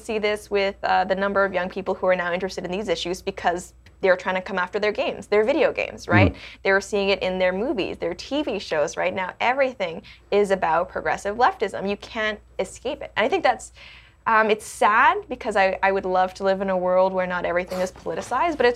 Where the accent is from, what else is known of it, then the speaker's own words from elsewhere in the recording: Hong Kong; also born or lived in Canada; Well, it's interesting because I, I was born in Canada, but I didn't grow up in Canada. I grew up in Hong Kong